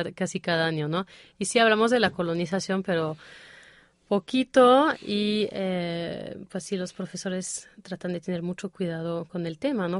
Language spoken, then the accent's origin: Spanish; Toulouse, Occitania, France; Spanish is a second language; moved away as an adult; now in Mexico City, Mexico; yo nací en, ahí en el Océano Atlántico, pero ah, desde los cinco años he vivido en Toulouse